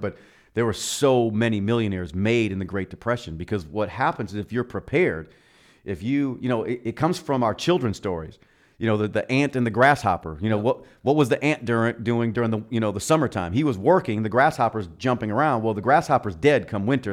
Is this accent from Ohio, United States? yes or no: no; Milwaukee, Wisconsin, United States; now in Arizona, United States; born and raised in Milwaukee